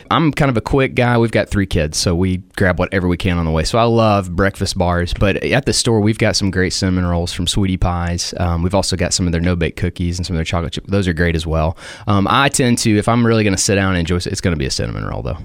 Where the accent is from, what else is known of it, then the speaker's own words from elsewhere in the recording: Cookeville, Tennessee, United States; growing up in Cookville